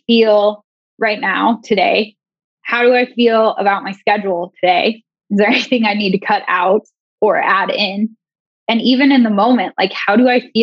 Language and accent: English; Banks, Oregon, United States; I grew up in Oregon in, like, a teeny tiny town called Banks